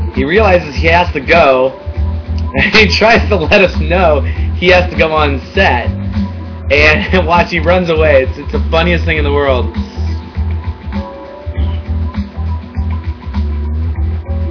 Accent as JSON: {"language": "English", "country": "United States", "said": "I'm American after all."}